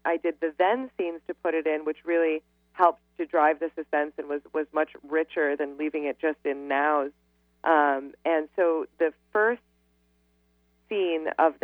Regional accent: New York City, New York, United States; I'm from Manhattan, and I know it inside and out

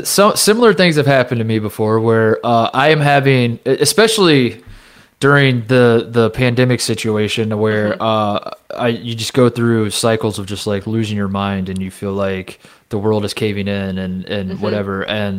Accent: Indiana, United States; moved away as an adult; also born or lived in Ohio; I grew up in Indiana

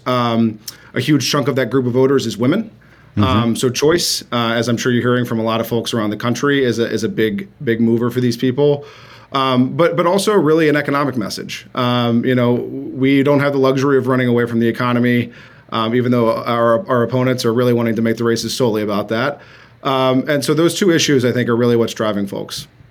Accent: Mississippi, United States; now in North Carolina, United States; my home state is Mississippi. Um, so I grew up, uh, although a smaller state

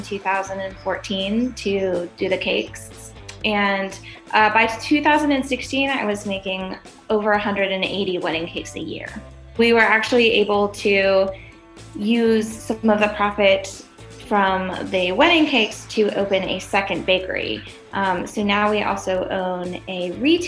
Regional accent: Charlotte, North Carolina, United States; I am from Charlotte, North Carolina, and I own the Celestial

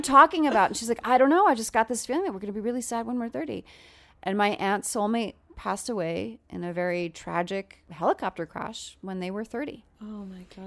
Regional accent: Long Island, New York, United States; I'm from Long Island

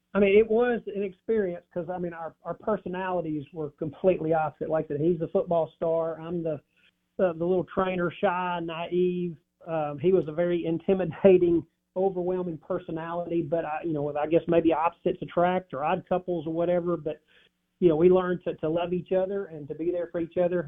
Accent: Dyersburg, Tennessee, United States; also born or lived in Starkville, Mississippi; Dyersburg, Tennessee

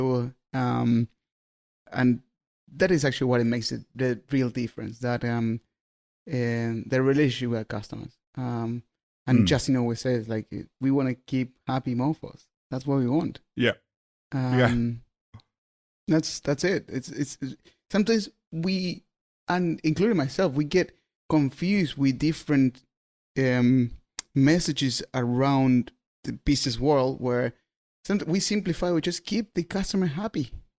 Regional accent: Argentina; English is a second language; I'm from Argentina. I would love to have Vinomofo Argentina.

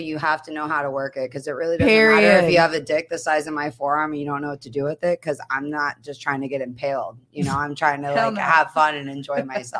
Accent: South Williamsport, Pennsylvania, United States; moved away as an adult; now in Miami, United States; I am from South Williamsport, Pennsylvania.

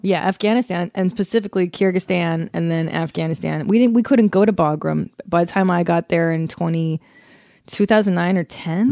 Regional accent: Los Angeles, California, United States; I grew up doing that here

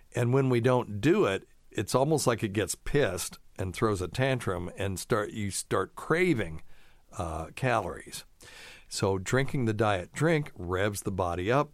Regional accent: the South, United States; also born or lived in Vermont; I've always lived in the South, except for a few years in my youth.

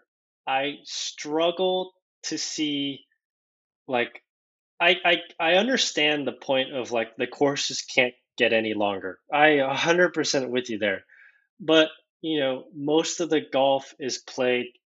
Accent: South Korea; moved away; I was born in Korea, so I'm fluent in Korean.

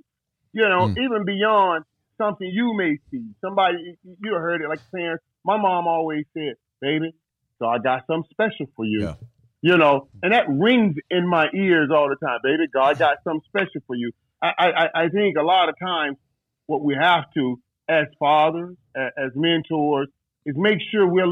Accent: Fort Lauderdale, Florida, United States; I grew up in Fort Lauderdale, you know, Florida.

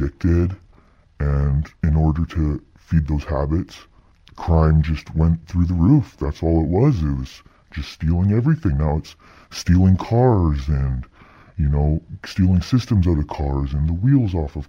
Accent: Lower Mainland, British Columbia, Canada; I grew up in the Lower Mainland

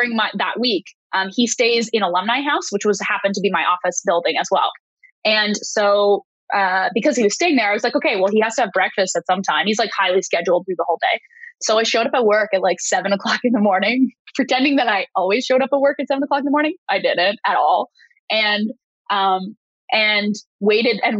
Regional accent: Canada; I'm a Canadian

